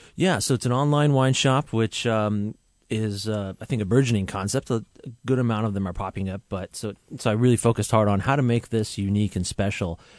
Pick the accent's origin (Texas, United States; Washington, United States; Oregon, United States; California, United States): Washington, United States; Vancouver; moved away as an adult; also born or lived in Tehran, Iran; now in Seattle, United States; I grew up in Vancouver, Washington. I'm actually originally from Iran. I was born in Tehran. I was there until I was seven, moved to Vancouver, Washington